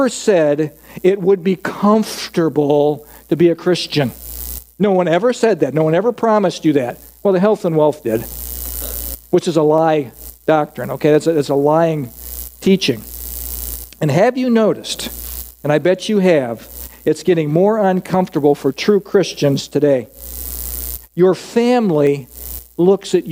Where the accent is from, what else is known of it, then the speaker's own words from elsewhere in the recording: United States; I'm an American